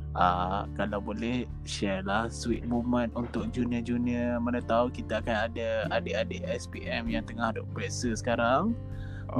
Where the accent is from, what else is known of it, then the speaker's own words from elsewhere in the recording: Malaysia; kita sebagai rakyat Malaysia